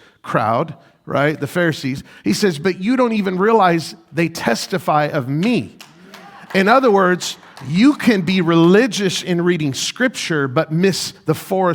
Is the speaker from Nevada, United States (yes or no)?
yes; Las Vegas, Nevada, United States; moved away as an adult; now in Rochester, United States; I'm from Las Vegas